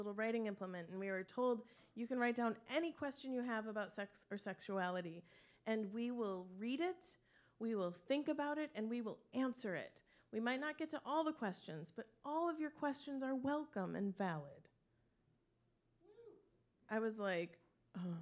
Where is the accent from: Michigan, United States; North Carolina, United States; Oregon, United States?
Michigan, United States; Traverse City; I grew up in Traverse City